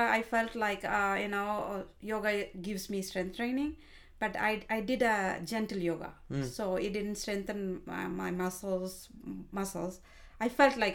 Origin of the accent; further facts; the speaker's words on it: India; moved away as an adult; also born or lived in Ireland; now in United States; I studied in India, and I married when I was 20 years old